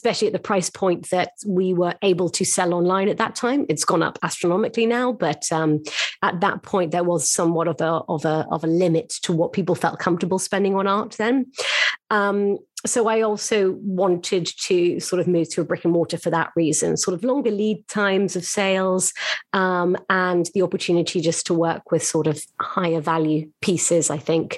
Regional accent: London, United Kingdom; moved away as an adult; now in New York, United States; I found myself as a Londoner and moved to New York to join Bonhams' team

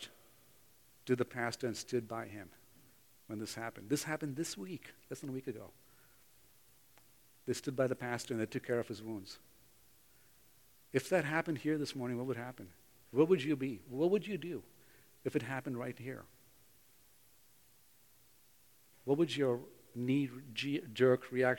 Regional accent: Bangalore, Karnataka, India; moved away; in Bangalore, in my hometown where I grew up.

